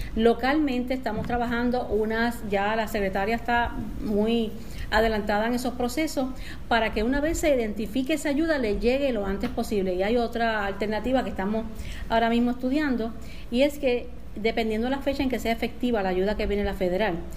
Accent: Puerto Rico; A todo mi pueblo puertorriqueño, volvemos a estar en un lockdown

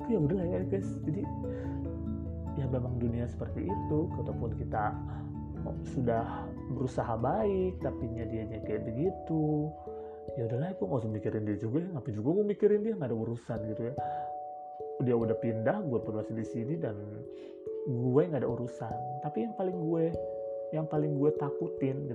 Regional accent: Jakarta, Indonesia; gue tuh orang Jakarta gitu.

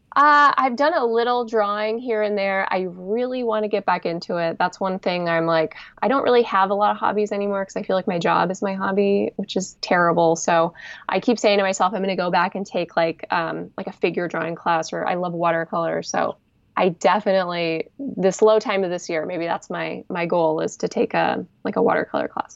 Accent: Bay Area, California, United States; I'm from the Bay Area

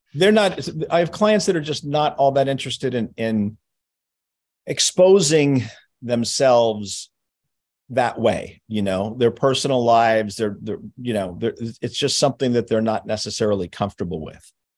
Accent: Los Angeles, California, United States; also born or lived in New York; although I was born in New York, I grew up in, in Los Angeles

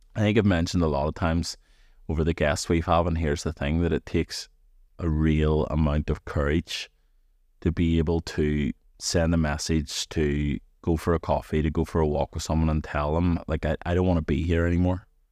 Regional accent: Antrim, Northern Ireland, United Kingdom; I'm from Antrim

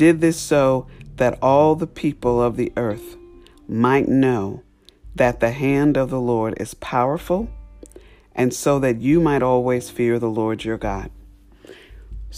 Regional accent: New York, United States; I grew up in New York

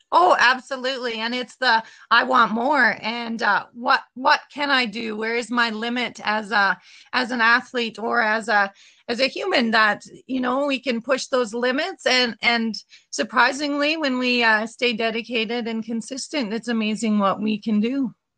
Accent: Leader, Saskatchewan, Canada; I grew up in Leader

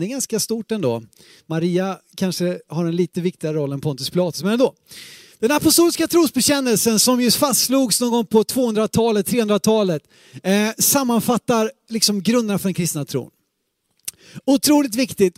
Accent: Sweden; vi som svenskar, sekulariserade svenskar

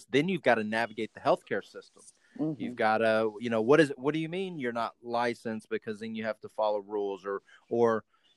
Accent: Texas, United States; growing up in Texas

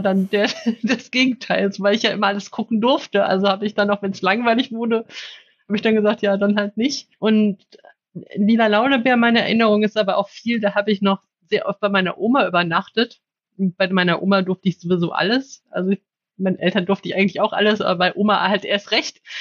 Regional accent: Cologne, North Rhine-Westphalia, Germany; ich bin in Köln aufgewachsen

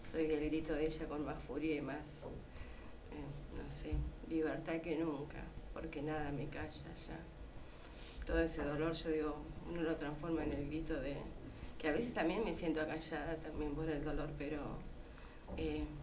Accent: Rawson, Chubut, Argentina; me crié en Rawson prácticamente

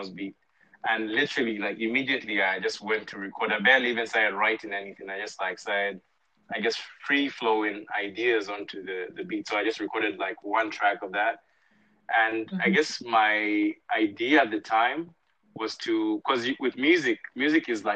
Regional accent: Lusaka, Lusaka Province, Zambia; moved away as an adult; now in Atlanta, United States; I'm from Lusaka, Zambia, but I'm currently based in the U.S. in Atlanta, Georgia.

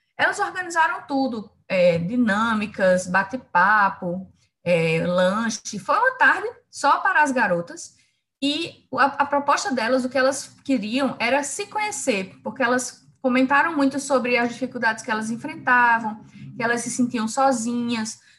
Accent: Campina Grande, Paraíba, Brazil; moved away as an adult; now in João Pessoa, Brazil; eu sou de Campina Grande, na Paraíba

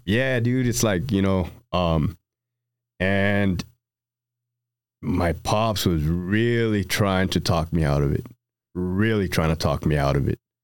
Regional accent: Brawley, California, United States; also born or lived in Hanford, California; Brawley, California

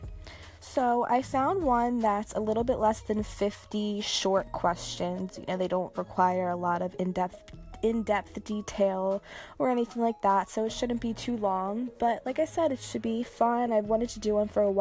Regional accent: New Jersey, United States; I am from New Jersey, specifically South Jersey, pretty close to Philadelphia, like 20 to 25 minutes drive from it. Where do I live? I still live in South Jersey.

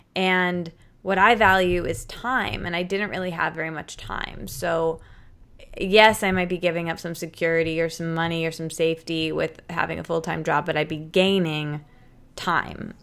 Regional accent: Michigan, United States; moved away; I'm from Michigan and I was living in Michigan for a really long time

